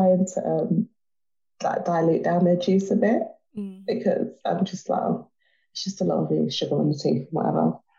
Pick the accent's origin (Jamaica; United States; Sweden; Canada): Jamaica; I'm Jamaican.